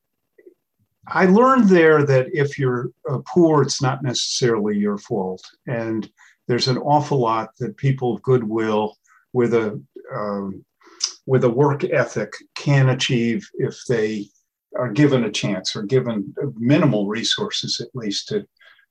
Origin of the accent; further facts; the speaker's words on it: Connecticut, United States; moved away as an adult; also born or lived in Botswana; Grew up in Connecticut, went to Harvard, went in the Peace Corps in Botswana, Africa